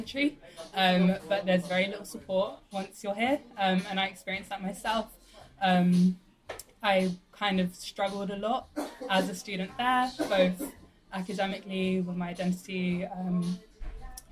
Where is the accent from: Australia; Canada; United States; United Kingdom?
United Kingdom; London; I grew up in South London in a working class single parent family